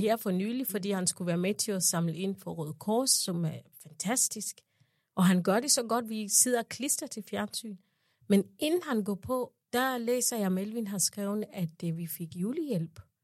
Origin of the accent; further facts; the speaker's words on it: Uganda; moved away as an adult; now in Denmark; jeg kommer jo fra Uganda